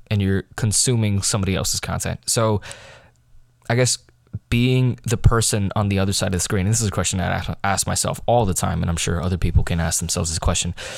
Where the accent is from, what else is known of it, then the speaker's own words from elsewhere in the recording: United States; I'm American